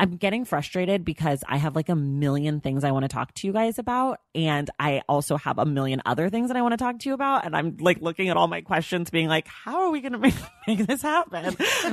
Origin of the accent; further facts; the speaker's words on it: Oakland, California, United States; I grew up in the in Oakland, in the Bay Area, which is a place that is, you know, notorious for having lots of, you know, interracial families and friends